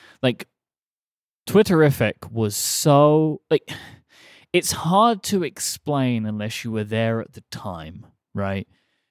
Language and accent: English; England, United Kingdom; as an English person.